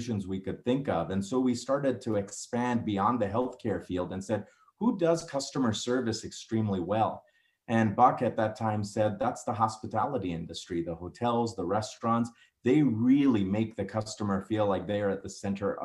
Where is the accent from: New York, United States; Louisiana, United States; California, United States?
Louisiana, United States; New Orleans; moved away as an adult; also born or lived in Houston, Texas / Virginia / Detroit, Michigan; now in Colorado Springs, United States; I was born in Houston, grew up there for the first few years of my life. Virginia for 4 years, New Orleans for 12 years